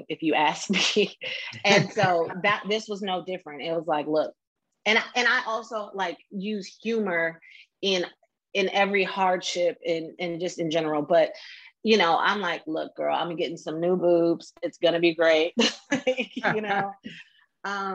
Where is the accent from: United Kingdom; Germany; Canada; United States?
United States; Oakland, California; moved away as an adult; also born or lived in Washington, District of Columbia, United States; I'm from Oakland. Okay. I'm from Oakland.